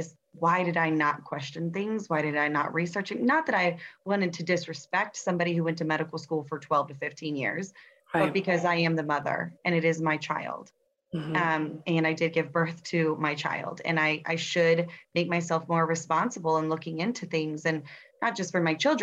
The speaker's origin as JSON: {"language": "English", "town": "Tampa", "region": "Florida", "country": "United States", "tie": "born or raised there", "said": "I'm from Tampa, Florida. Born and raised here, so I'm what you call a Tampanian"}